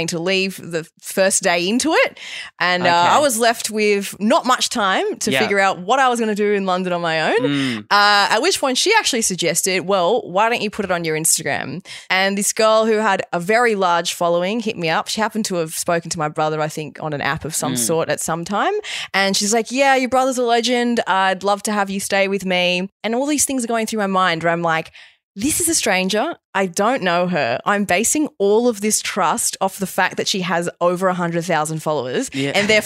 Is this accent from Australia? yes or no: yes; Australia; also born or lived in Bali, Indonesia; So I grew up in Bali. Yeah. We left when I was 8, came to Australia, and then I moved back to Bali after uni.